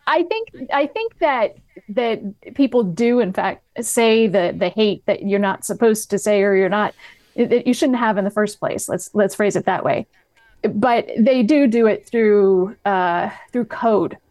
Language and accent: English; New England, United States; moved away as an adult; now in Los Angeles, United States; I moved to Los Angeles in twenty eighteen and I'm from New England